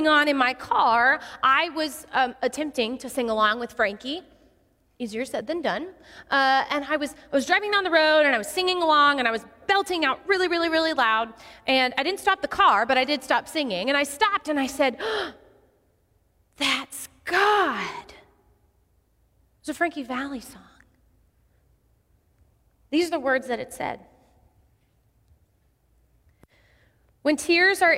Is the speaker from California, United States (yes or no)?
no; Odessa, Texas, United States; I grew up in Odessa, Texas